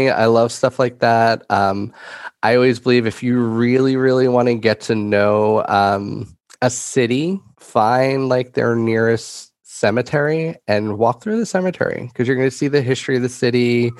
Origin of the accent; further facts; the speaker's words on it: New York, United States; ever since I was a little kid growing up in New York and going to Pennsylvania a lot for trips and things